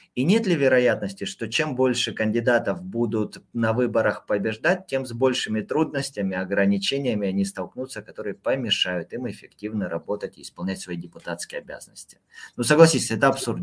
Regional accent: Krasnodar Krai, Russia; в моем родном Краснодарском крае

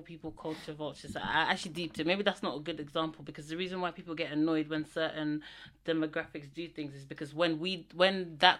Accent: Netherlands; now in United Kingdom; I'm meant to be Dutch. My nationality, I was born there, raised there. I don't feel like I'm Dutch.

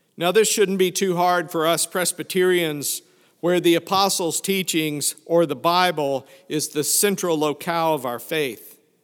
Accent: Fayetteville, Arkansas, United States; moved away; also born or lived in Prairie Grove, Arkansas; I grew up in Fayetteville, Arkansas, which, when I was there, was just a small college town.

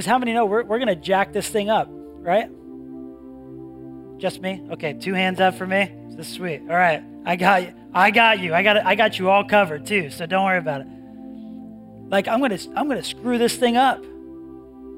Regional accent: New England, United States; I grew up in New England

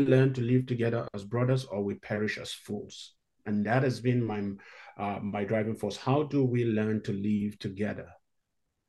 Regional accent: Northern Nigeria, Nigeria; moved away as an adult; also born or lived in South Africa / Hawaii / Chicago; now in Canada; I grew up in Northern Nigeria, where Christians are in the minority

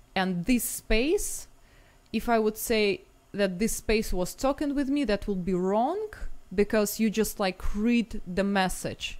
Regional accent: Moscow, Russia; was raised in Moscow

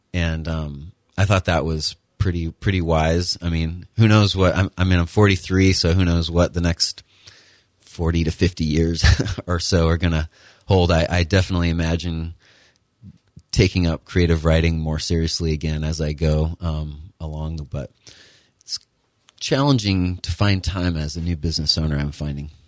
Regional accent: Connecticut, United States; moved away as an adult; also born or lived in Kentucky / Utah / Florida; I was born and raised in Connecticut, went to high school there

